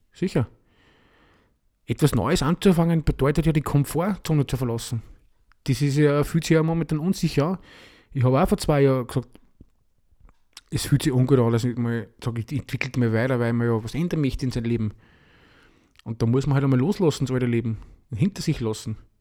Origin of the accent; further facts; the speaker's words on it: Austria; bei uns in Österreich